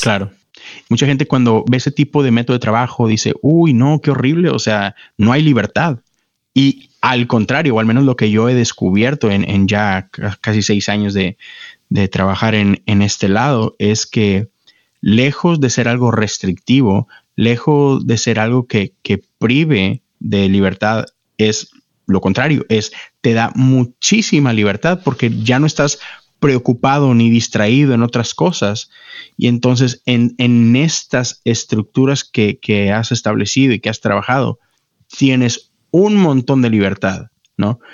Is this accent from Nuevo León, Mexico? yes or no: yes; Monterrey, Nuevo León, Mexico; moved away as an adult; now in Houston, United States; yo nací, crecí en Monterrey, México. Este, estuve ahí por 30 años